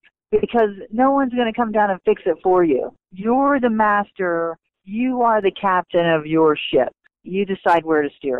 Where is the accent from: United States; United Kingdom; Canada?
United States; Bradenton, Florida; I'm from there. I'm from Bradenton, Florida